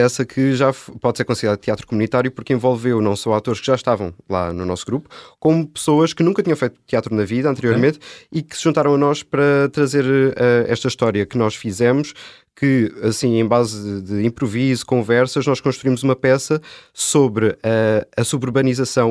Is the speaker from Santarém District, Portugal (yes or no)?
no; Póvoa de Santa Iria, Lisbon, Portugal; eu comecei a fazer teatro ah, lá na Pova de Santaria, que é de onde eu sou